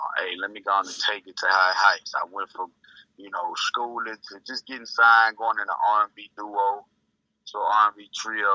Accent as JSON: {"language": "English", "town": "Houston", "region": "Texas", "country": "United States", "tie": "born or raised there", "also_born_or_lived": "Philadelphia, Pennsylvania", "said": "Raised in Houston by way of Philadelphia. I was born in Philadelphia"}